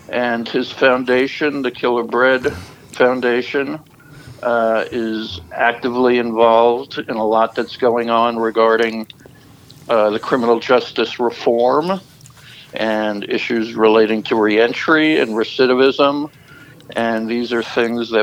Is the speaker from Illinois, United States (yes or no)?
no; New York, United States; moved away as an adult; also born or lived in Florida; I'm from New York